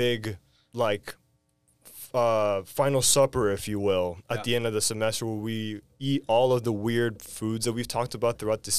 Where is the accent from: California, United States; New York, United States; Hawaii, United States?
California, United States; Redondo Beach; I grew up in Redondo Beach. I'm a Beach Cities kid